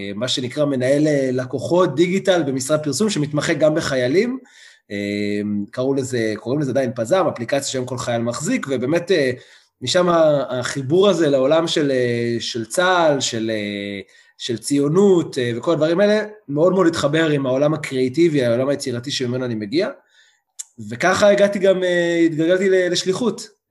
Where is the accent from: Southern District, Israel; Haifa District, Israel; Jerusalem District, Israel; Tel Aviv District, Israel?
Southern District, Israel; Beit Ezra; also born or lived in Manchester, United Kingdom / London, United Kingdom; אני במקור ממושב בית עזרא, נמצא לא רחוק מאשדוד, מושבניק, באמת כל החיים גדלתי במושב